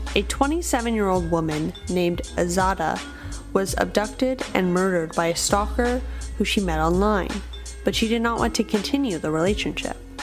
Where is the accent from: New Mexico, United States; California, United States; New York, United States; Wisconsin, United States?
California, United States; Sacramento; In my hometown of Sacramento, California